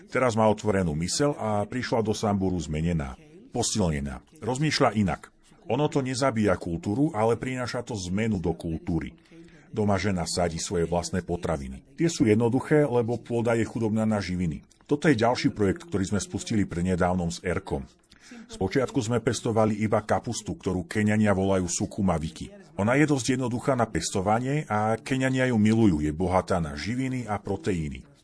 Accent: Colombia; No a ja pochádzam z Kolumbie, ktorá je v mnohom veľmi podobná Afrike. Avšak nezažívame takéto to suché tam, odkiaľ pochádzam. Práve naopak, máme veľa dažďa v pralesoch

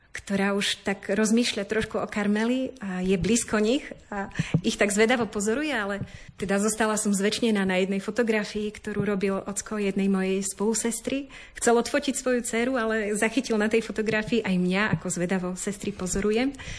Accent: Banská Bystrica, Banská Bystrica Region, Slovakia; moved away as an adult; also born or lived in Žilina; now in Košice, Slovakia; Narodila som sa v Žiline, ale celé detstvo aj mladosť som prežila v Banskej Bystrici

